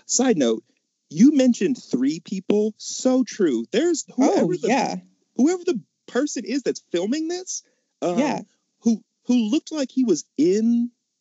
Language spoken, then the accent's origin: English; Mississippi, United States; We're from Mississippi